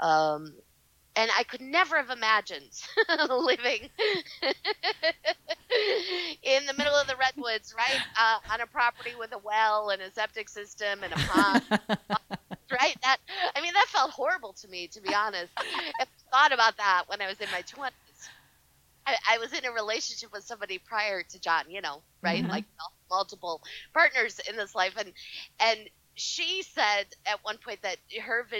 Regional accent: Chicago, Illinois, United States; moved away as an adult; also born or lived in Northern California; now in Ojai, United States; I'm from Chicago originally, so that's where I started. All of my work was in Chicago. Started doing readings there, grew up in the suburbs of Chicago

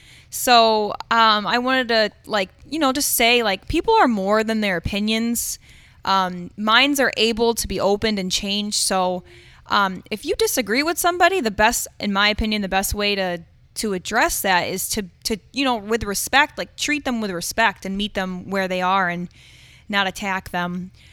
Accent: Owego, New York, United States; I'm from Owego. You know, what right do you have?

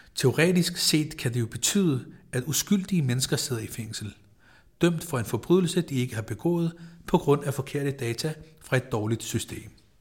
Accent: Copenhagen, Capital Region of Denmark, Denmark; jeg er født på Rigshospitalet, at jeg har gået i dansk folkeskole

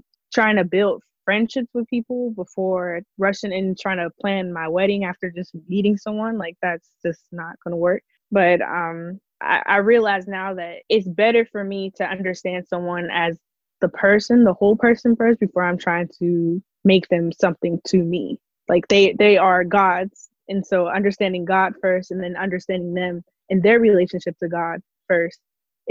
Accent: Pittsburgh, Pennsylvania, United States; I'm from Pittsburgh, Pennsylvania.

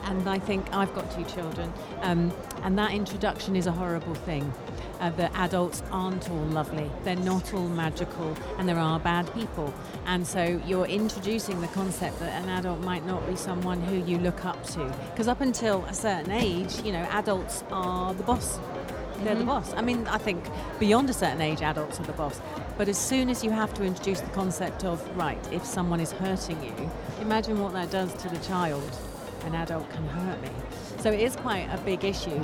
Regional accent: London, United Kingdom; moved away as an adult; now in United Arab Emirates; I'm an expat and I, and I obviously live here, um, but I come from London in the UK and I knew what Eid was before I, before I moved 15 years ago

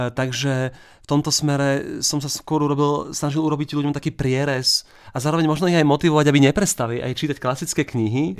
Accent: Bratislava, Bratislava Region, Slovakia; ja som z Bratislavy, máme tu s manželkou a malým dieťaťom iba taký jednoizbový byt

